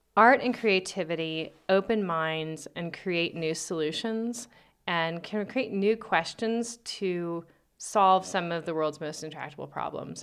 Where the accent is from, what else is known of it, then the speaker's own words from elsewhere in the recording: Albuquerque, New Mexico, United States; also born or lived in New Orleans; born and raised in Albuquerque, uh, went away to college in New Orleans and Mexico City